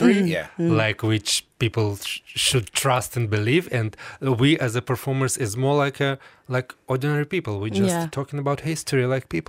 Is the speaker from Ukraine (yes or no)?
yes; Ukraine; English is a second language; now in Ireland; I'm from Ukraine